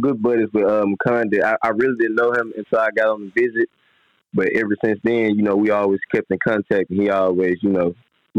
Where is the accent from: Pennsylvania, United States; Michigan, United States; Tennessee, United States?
Tennessee, United States; Memphis; everybody in my hometown of Memphis, when they see me, they always bring up Steph Curry.